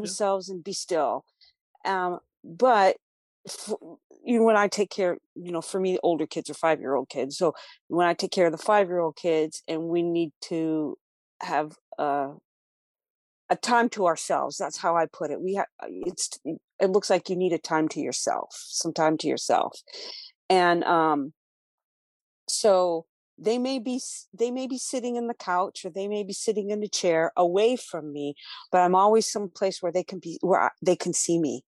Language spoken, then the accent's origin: English; Los Angeles, California, United States; moved away; also born or lived in Tennessee; I'm originally from Los Angeles, and when I moved to Tennessee